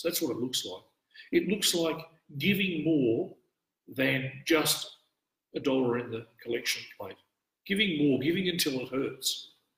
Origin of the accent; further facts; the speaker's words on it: Australia; an Australian priest in the Orthodox Church